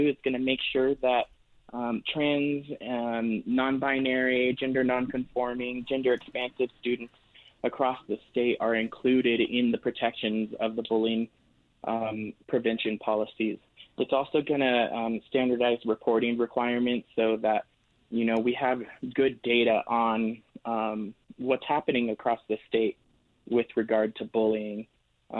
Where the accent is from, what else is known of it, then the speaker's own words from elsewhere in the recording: Albuquerque, New Mexico, United States; I was born and raised here in New Mexico, in Albuquerque